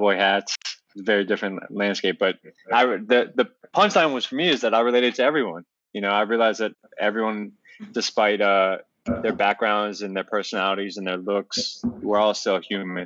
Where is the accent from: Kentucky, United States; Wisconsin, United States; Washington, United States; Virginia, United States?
Virginia, United States; Northern; also born or lived in Albuquerque, New Mexico; living in the suburbs of Northern Virginia, where I grew up and raised in Virginia